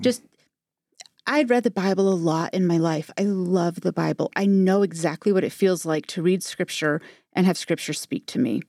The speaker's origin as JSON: {"language": "English", "town": "Modesto", "region": "California", "country": "United States", "tie": "born or raised there", "said": "I grew up in Modesto, California."}